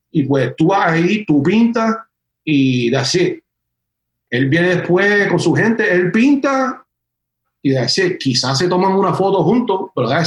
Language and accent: Spanish; San Juan, Puerto Rico; moved away; Yo me fui de Puerto Rico en 2007 y, y, pues ya cuando yo me fui, las cosas en San Juan en ese tiempo estaban bastante apagadas.